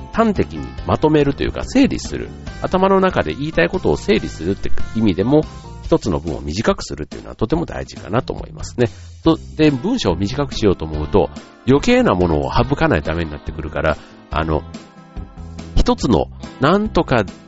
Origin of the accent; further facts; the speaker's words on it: Kansai, Japan; 僕もあの関西出身なので